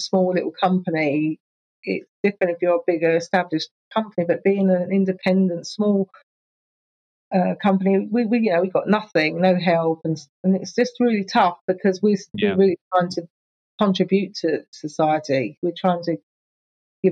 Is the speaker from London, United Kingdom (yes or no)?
yes; Enfield, London, United Kingdom; moved away as an adult; also born or lived in Ponders End / Palmers Green / Southgate; now in Essex, United Kingdom; I grew up in Enfield, all North London.